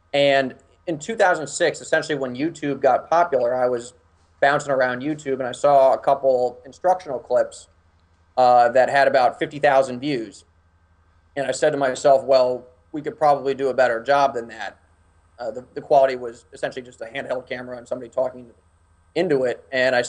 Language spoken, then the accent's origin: English; Washington, District of Columbia, United States; I'm from Washington, D.C., so everybody works in politics.